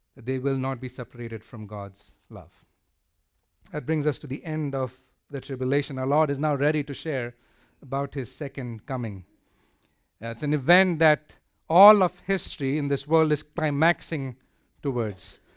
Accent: India; moved away; I come from India

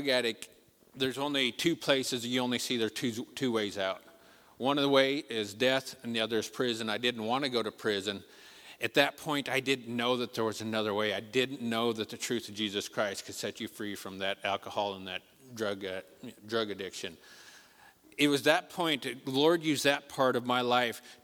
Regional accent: Colorado, United States; moved away as an adult; now in Nepal; we are from Colorado

